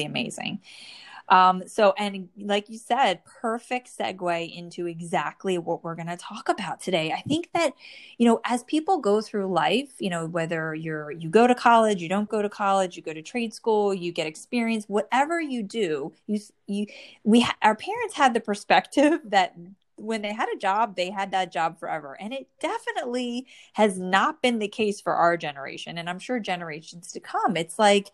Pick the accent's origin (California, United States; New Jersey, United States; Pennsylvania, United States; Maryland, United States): New Jersey, United States; born or raised there